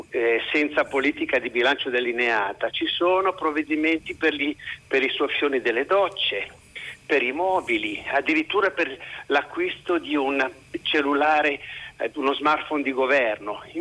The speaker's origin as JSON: {"language": "Italian", "region": "Liguria", "country": "Italy", "lives_now": "Piedmont, Italy", "said": "chiamo dal Piemonte dove attualmente sono sequestrato perché sono ligure, ma"}